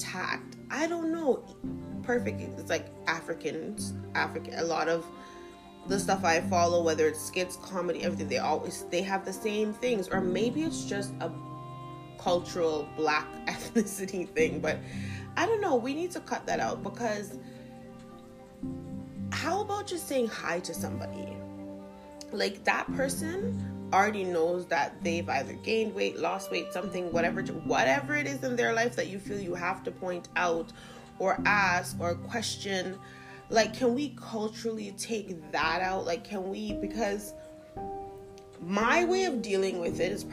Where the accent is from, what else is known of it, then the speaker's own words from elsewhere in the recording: Jamaica; now in Toronto, Canada; I am Jamaican